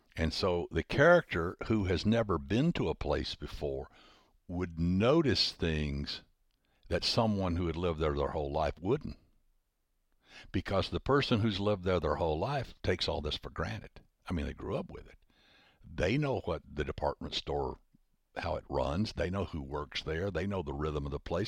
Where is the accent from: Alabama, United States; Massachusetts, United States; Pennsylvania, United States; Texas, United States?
Alabama, United States; Huntsville; Huntsville, my hometown